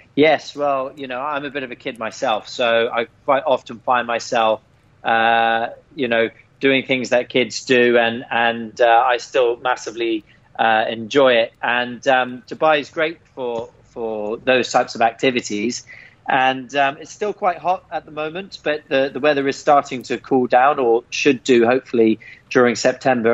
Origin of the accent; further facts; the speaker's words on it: England, United Kingdom; growing up in England